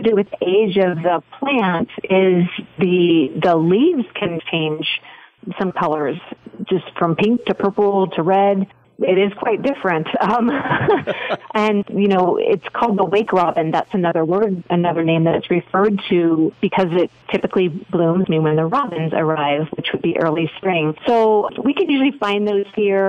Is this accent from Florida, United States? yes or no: yes; Florida, United States; now in Idaho, United States; I grew up in Florida